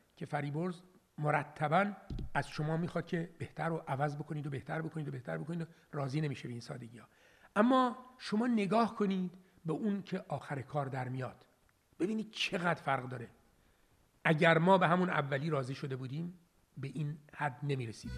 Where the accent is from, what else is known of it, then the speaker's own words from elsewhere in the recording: Iran; also born or lived in Gonabad; من در ایران متولد شدم